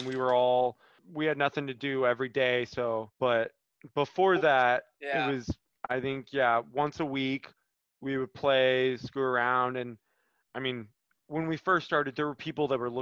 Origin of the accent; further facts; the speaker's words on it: Kansas City, United States; Kansas City, my hometown